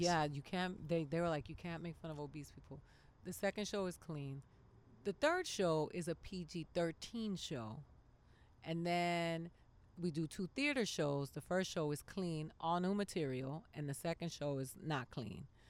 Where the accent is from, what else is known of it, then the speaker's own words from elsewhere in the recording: Miami, Florida, United States; Miami. I grew up in Miami